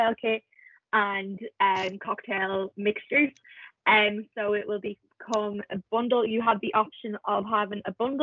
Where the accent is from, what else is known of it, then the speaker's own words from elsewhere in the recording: Dublin, Leinster, Ireland; born and raised in Dublin